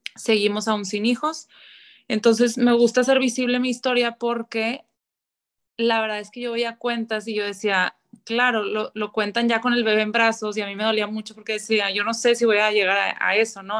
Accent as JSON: {"language": "Spanish", "town": "Monterrey", "region": "Nuevo León", "country": "Mexico", "tie": "born or raised there", "said": "toda la vida he vivido aquí en, Monterrey"}